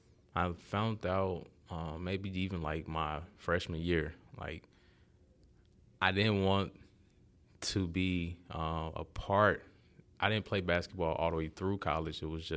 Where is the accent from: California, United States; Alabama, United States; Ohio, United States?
Alabama, United States; Montgomery; Well, I'm from Montgomery, Alabama.